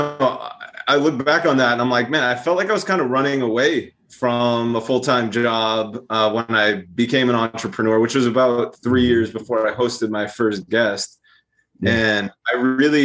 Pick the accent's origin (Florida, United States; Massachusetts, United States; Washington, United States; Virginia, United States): Massachusetts, United States; Brookline; moved away; I'm from Brookline